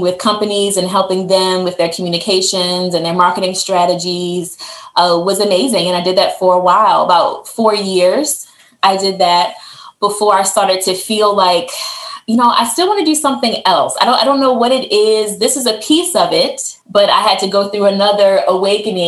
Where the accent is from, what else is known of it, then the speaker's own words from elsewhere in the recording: Baltimore, Maryland, United States; also born or lived in Maine; my hometown of Baltimore, which is where my family lives